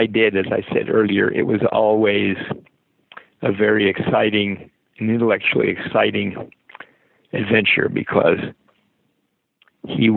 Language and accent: English; San Mateo, California, United States; I was raised in San Mateo